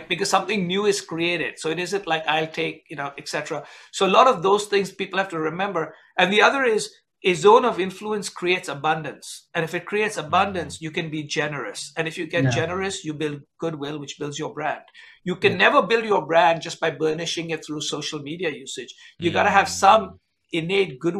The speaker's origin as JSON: {"language": "English", "country": "India", "tie": "born or raised there", "moved": "as an adult", "lives_now": "United States", "said": "I grew up in India, work in the United States for a French company."}